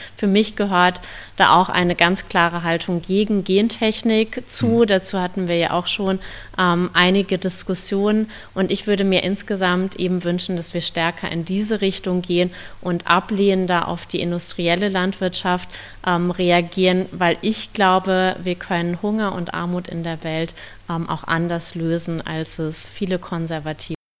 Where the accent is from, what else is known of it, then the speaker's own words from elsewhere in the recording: Bielefeld, North Rhine-Westphalia, Germany; Ich komme aus Bielefeld